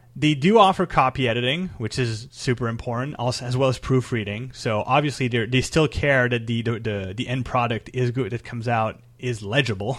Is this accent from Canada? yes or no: yes; Canada; I'm Canadian